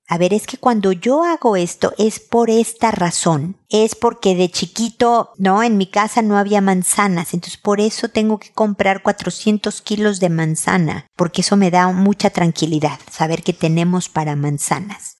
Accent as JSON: {"language": "Spanish", "country": "Mexico", "said": "mi tierra, México"}